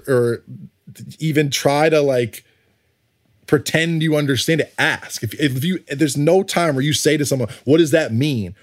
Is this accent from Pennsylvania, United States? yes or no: no; Connecticut, United States; also born or lived in New York; I grew up in Connecticut